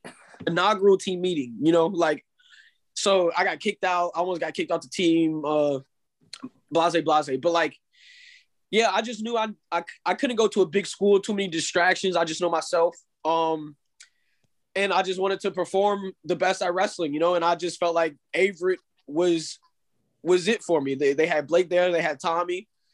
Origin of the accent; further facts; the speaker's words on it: Daytona, Florida, United States; born there; Yes, sir. I was born here. I was born in Daytona.